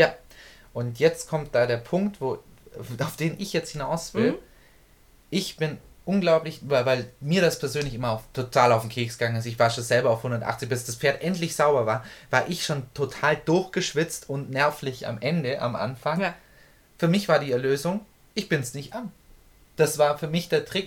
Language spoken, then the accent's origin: German; Germany; bei uns in Deutschland